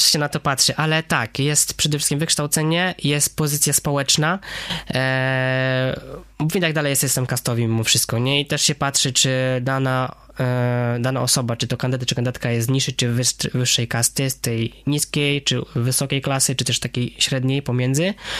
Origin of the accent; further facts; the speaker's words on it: Wrocław, Lower Silesian Voivodeship, Poland; W zasadzie i Hindus, i Wrocławianin, bo urodziłem się tutaj we Wrocławiu